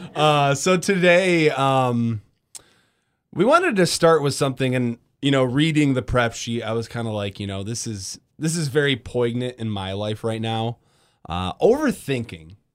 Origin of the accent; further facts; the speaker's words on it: Grand Rapids, Michigan, United States; moved away as an adult; also born or lived in Iowa / Battle Creek; now in Kalamazoo, United States; I'm from West Michigan, grew up in Grand Rapids.